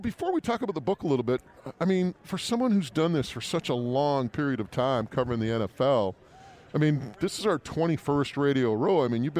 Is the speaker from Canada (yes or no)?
yes; New Westminster, British Columbia, Canada; my hometown in New Westminster